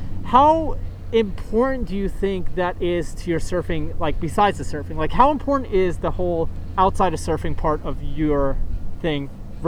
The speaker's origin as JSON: {"language": "English", "town": "New York City", "region": "New York", "country": "United States", "tie": "born or raised there", "said": "I grew up in New York City in the late 80s, early 90s."}